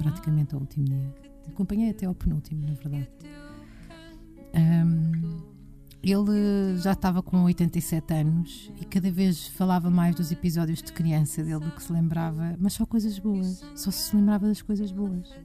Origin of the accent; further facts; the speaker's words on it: Portugal; nos falta a nós como portugueses e sobretudo como portuguesas